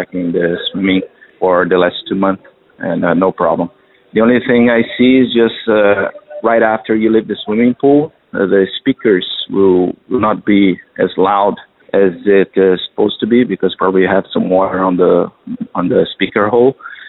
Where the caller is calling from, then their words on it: Doha, Qatar; I'm calling from Qatar, Doha.